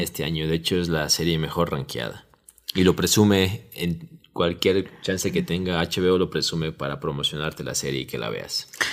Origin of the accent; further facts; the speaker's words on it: Ecuador; así hablamos los ecuatorianos